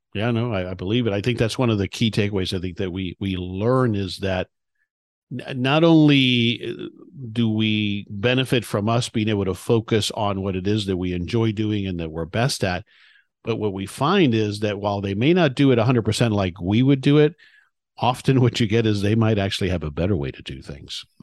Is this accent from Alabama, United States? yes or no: no; South Florida, United States; moved away; also born or lived in Dallas area, Texas; I grew up in South Florida